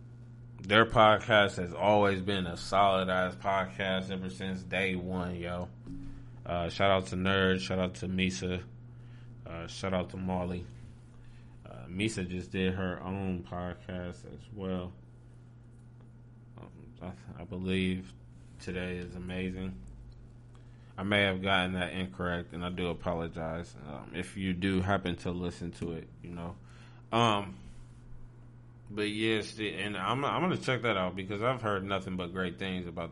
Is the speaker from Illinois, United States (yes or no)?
no; Ohio, United States; People say I got an accent. I'm like, bro, I'm from Ohio.